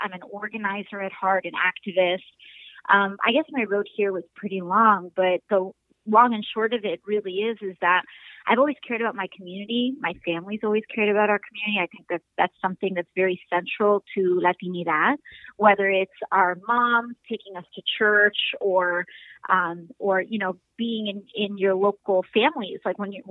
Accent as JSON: {"language": "English", "town": "New York City", "region": "New York", "country": "United States", "tie": "born or raised there", "said": "I'm a third generation Bronxite. I was born here"}